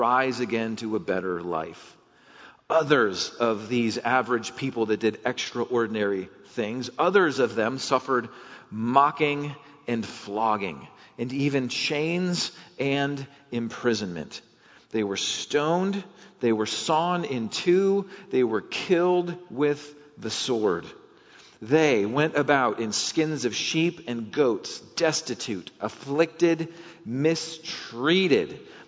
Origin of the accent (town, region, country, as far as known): United States